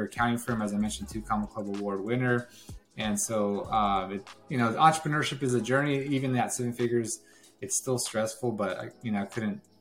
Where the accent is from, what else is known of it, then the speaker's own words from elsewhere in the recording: Watsonville, California, United States; moved away as an adult; now in Bakersfield, United States; I lived in Watsonville, California. It's where I was born and raised. And lived there basically all until high school